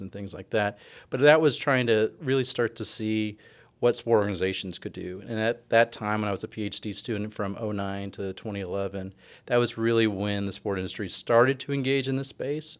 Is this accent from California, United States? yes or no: yes; California, United States; moved away as an adult; also born or lived in Ithaca, New York / Bowling Green, Ohio / Seattle, Washington; now in Texas, United States; I'm from California originally